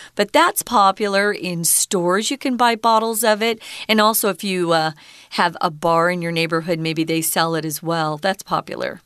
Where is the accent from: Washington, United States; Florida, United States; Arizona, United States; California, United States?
Arizona, United States; Mesa; all of East Mesa, where I grew up, was just orange orchard after orange orchard